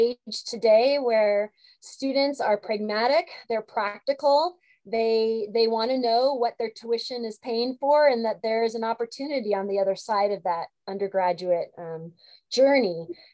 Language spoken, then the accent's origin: English; Seattle, Washington, United States; I'm from the Seattle area